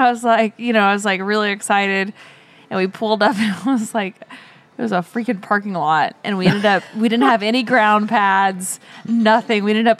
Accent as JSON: {"language": "English", "region": "Oklahoma", "country": "United States", "also_born_or_lived": "California", "moved": "yes", "said": "he like knew that I was from Oklahoma."}